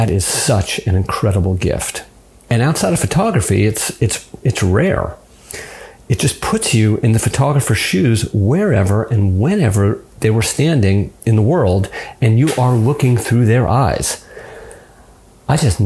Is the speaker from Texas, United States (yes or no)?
no; Los Angeles, California, United States; I grew up in Los Angeles